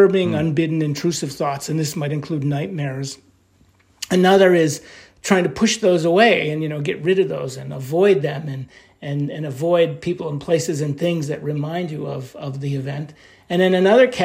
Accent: New York, United States; I'm from New York

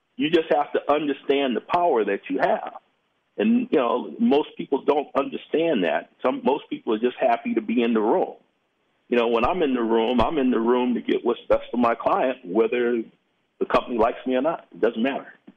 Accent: Los Angeles, California, United States; I'm from South Central

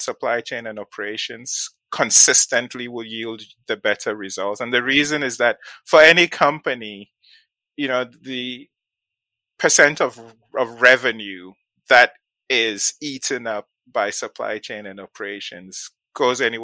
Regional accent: Ghana; moved away as an adult; also born or lived in Nigeria / New London, United States; now in United States; I did my secondary school, the equivalent of high school in Ghana

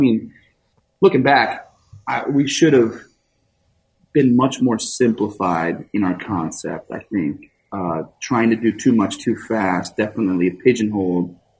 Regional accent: New Jersey, United States; moved away; I grew up in New Jersey eating red sauce.

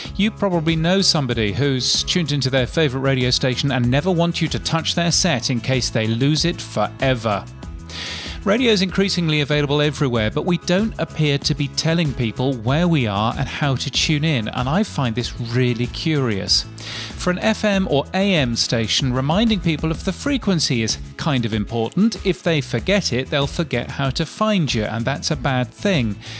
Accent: Brisbane, Queensland, Australia; In my hometown of Brisbane

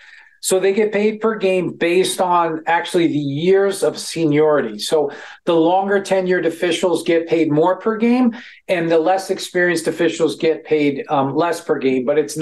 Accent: New York, United States; I'm from New York. I am.

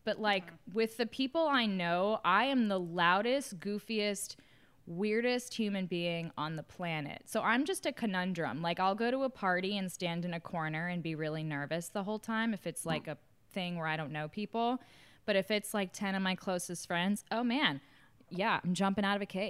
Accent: New York City, New York, United States; born there; Yeah, so I was born in New York City in Manhattan, but my parents didn't want to be there very long

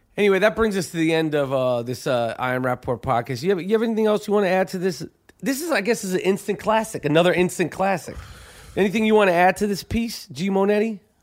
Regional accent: New York, United States; accent: thick New York; two guys with some thick New York shit.

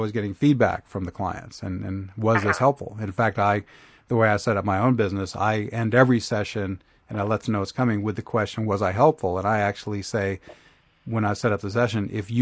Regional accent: Oklahoma, United States; moved away as an adult; now in Asheville, United States; I grew up in Oklahoma and lived there for 41 years.

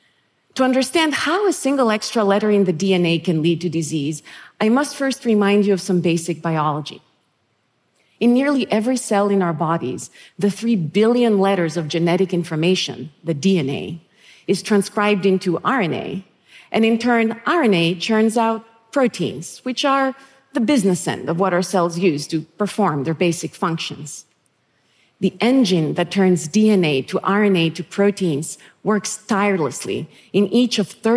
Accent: Thessaloniki, Central Macedonia, Greece; moved away; where I was born and raised in Thessaloniki, Greece.

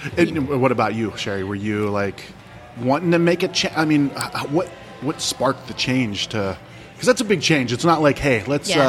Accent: Ohio, United States; now in Arizona, United States; So I grew up in Ohio.

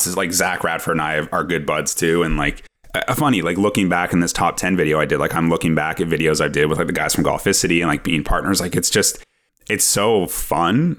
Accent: Ottawa, Ontario, Canada; I'm from Ottawa

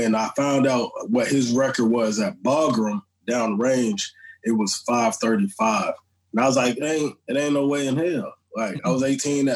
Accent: Miami, Florida, United States; also born or lived in St. Croix, U.S. Virgin Islands; I was raised in Florida, man. I started off in Miami

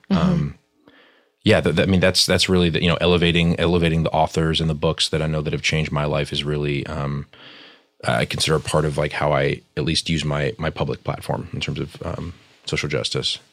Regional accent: New York, United States; I grew up in New York, very sort of multicultural um, schools and environments

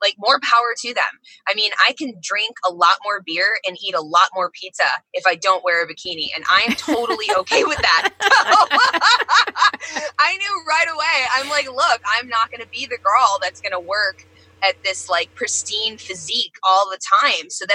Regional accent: DeLand, Florida, United States; I grew up in Central Florida

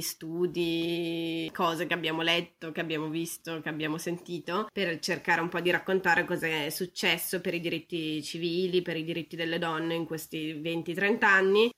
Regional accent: Brescia, Lombardy, Italy; moved away as an adult; also born or lived in Venice / Salamanca / Turin; io sono bresciana

